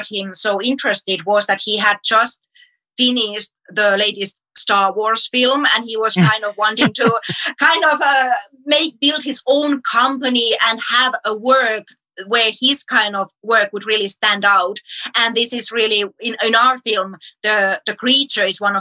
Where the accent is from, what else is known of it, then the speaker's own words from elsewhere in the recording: Finland; from Finland